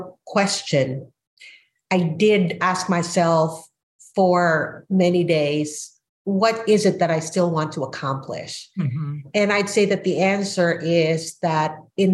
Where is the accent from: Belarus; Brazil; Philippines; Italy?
Philippines; moved away as an adult; now in United States; I am an immigrant from the Philippines who moved to the United States as a mature adult at 27